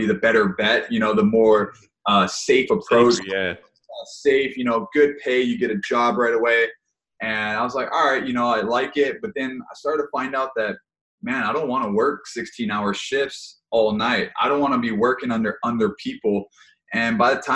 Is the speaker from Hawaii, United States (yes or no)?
yes; Hawaii, United States; moved away; I grew up in Hawaii, played sports the whole time